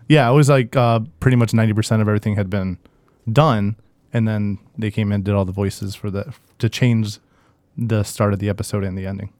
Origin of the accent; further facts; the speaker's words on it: Detroit, Michigan, United States; we're from the Metro Detroit area